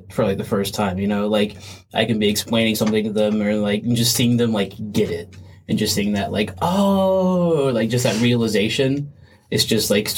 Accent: Boiling Springs, South Carolina, United States; I grew up in Blowing Springs, South Carolina, not too far from here, about 30 minutes, not super far.

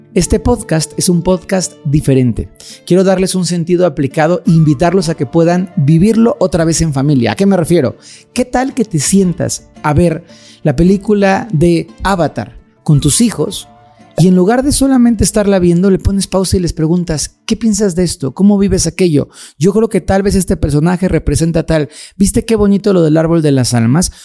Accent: Mexico; en mi país, en México lindo

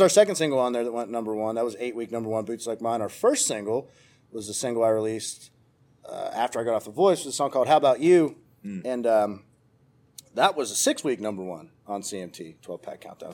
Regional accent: Cresson, Pennsylvania, United States; moved away as an adult; now in Nashville, United States; I'm originally from Pennsylvania, a little tiny town called Cresson

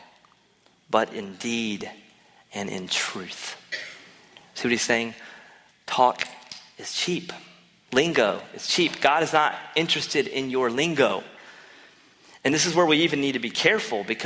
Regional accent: North Carolina, United States; I'm from North Carolina

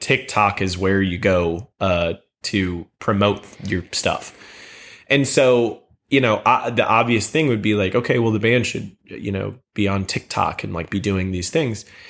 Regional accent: St. Charles, Missouri, United States; I grew up in Saint Charles, which is right outside of Saint Louis

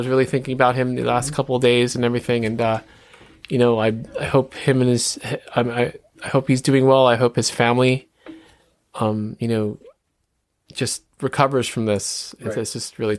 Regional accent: Jersey City, New Jersey, United States; also born or lived in Bronx, New York; when we moved from the Bronx to Jersey City. And I went to, the local school at second grade

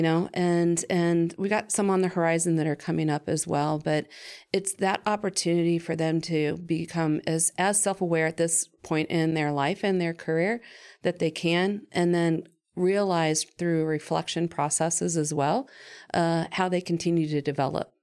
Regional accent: Findlay, Ohio, United States; I was from Finley, so we had it in, um, it's called Hancock Youth Leadership

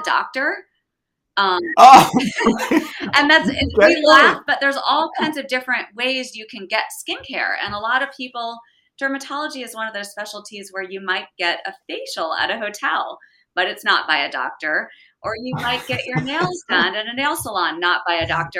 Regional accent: Reading, Pennsylvania, United States; moved away as an adult; also born or lived in Chestnut Hill, Philadelphia / Pittsburgh; I was born in Chestnut Hill and grew up in Reading my whole life, and then went out to Pittsburgh for med school and kind of never left.

